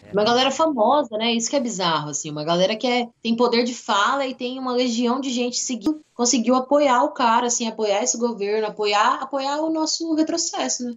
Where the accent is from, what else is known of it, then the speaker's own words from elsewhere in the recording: interior of Mato Grosso, Brazil; moved away as an adult; now in Cuiabá, Brazil; eu sou do interior do Mato Grosso